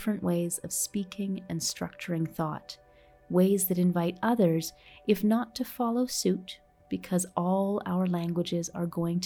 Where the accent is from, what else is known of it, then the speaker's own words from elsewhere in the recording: Canada; moved away as an adult; now in Colombia; As a Canadian, I had somehow gone my entire life before moving to Colombia